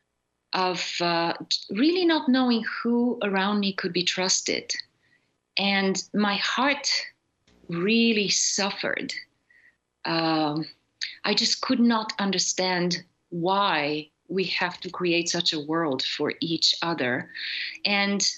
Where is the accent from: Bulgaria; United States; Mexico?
Bulgaria; I grew up in Bulgaria in a communist totalitarian society